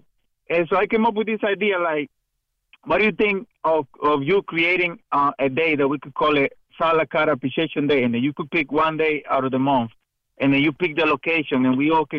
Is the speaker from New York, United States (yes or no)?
yes; New York City, New York, United States; I grew up in Corona, close to Shea Stadium